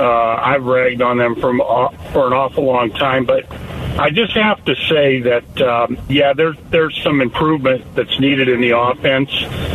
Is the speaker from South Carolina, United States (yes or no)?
no; St. Louis, Missouri, United States; now in Peoria, United States; I grew up in St. Louis. I followed the Cardinals growing up, and then I moved to Arizona